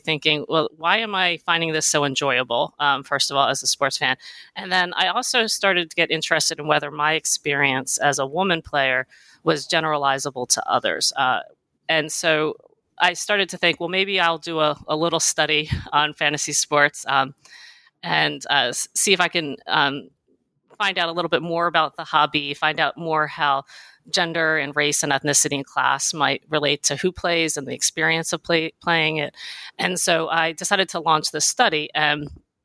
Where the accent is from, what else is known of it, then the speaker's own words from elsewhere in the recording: New Jersey, United States; I grew up in New Jersey and South Jersey